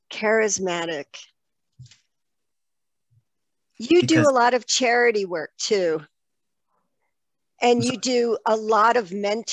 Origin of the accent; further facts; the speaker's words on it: Tuscany, Italy; moved away; So I told you before we started the show that I grew up in Italy, in Tuscany.